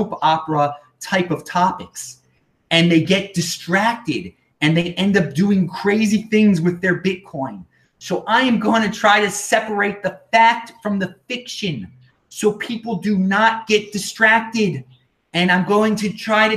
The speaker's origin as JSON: {"language": "English", "country": "United States", "said": "I'm from the United States"}